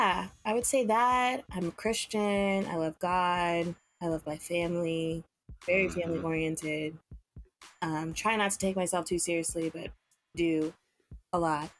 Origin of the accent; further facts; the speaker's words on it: Los Angeles, California, United States; moved away as an adult; now in New York, United States; from LA, born and raised, went to school in LA, went to college